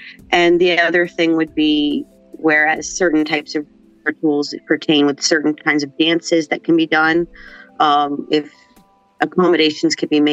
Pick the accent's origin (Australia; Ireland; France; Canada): Canada; Cape Breton, Nova Scotia; moved away as an adult; now in Halifax, Canada; I grew up in Cape Breton.